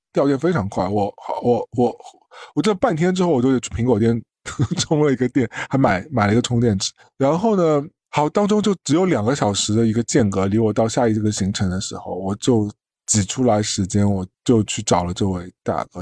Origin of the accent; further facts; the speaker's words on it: China; 我们大陆人